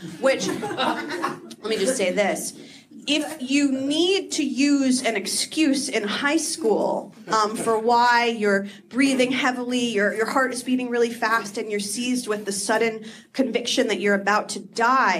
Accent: New Jersey, United States; I grew up in New Jersey

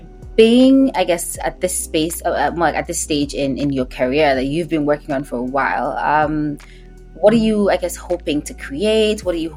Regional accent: Nigeria; now in Canada; I grew up in Nigeria and then I moved here.

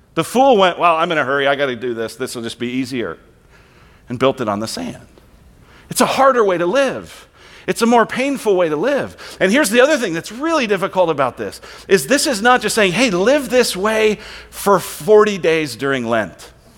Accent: Colorado, United States; now in Queen Creek, United States; I'm from Colorado

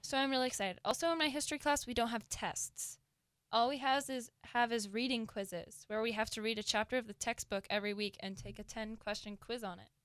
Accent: Seattle, Washington, United States; I am from Seattle

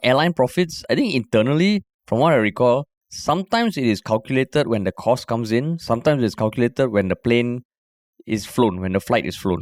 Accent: Singapore

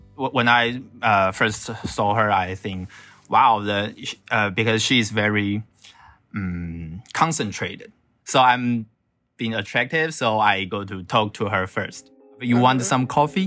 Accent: Taiwan; I'm from Taiwan

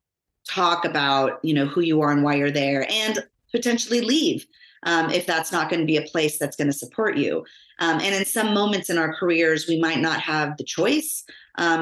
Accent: Los Angeles, California, United States; they moved us out of Los Angeles into the suburbs of San Fernando Valley

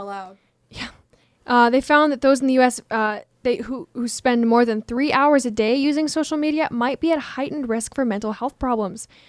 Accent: Washington, United States; moved away; I am from Washington State

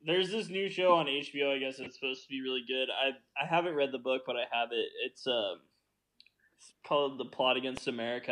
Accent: Midwest, United States; I'm from the Midwest

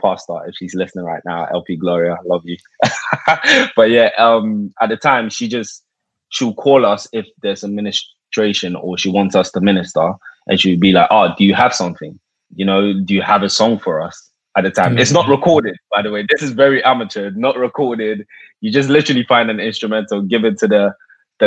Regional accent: London, United Kingdom; I come from UK originally, Southeast London.

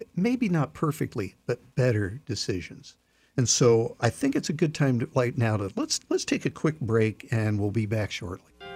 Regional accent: Iowa, United States; I grew up in Iowa.

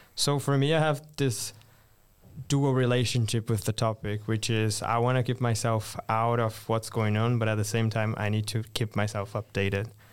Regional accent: Brazil; moved away as an adult; also born or lived in Brasília; now in Sweden; I'm Brazilian, based in the capital of Brazil, so Brasilia

